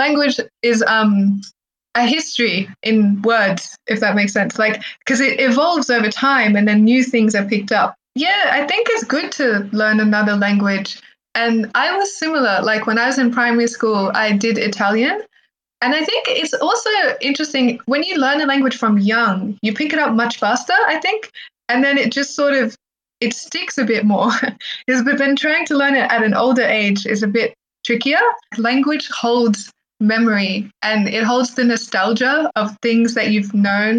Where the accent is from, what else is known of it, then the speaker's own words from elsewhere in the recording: Australia; first language Arabic; English is a second language; also born or lived in Egypt; when I was growing up in Australia, having spoken Arabic first, my Arabic slipped over time.